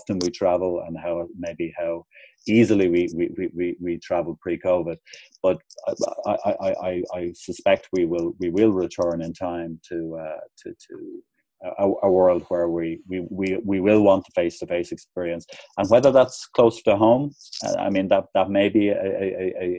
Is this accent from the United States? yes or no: no; Ireland; moved away as an adult; also born or lived in Hong Kong; when I arrived back in Ireland, while I still had obviously a kind of a family network